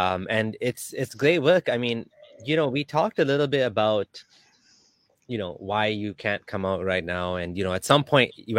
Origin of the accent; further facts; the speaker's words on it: Canada; I grew up in Canada, and Kenya is not really, I don't really have any relationship or connection there.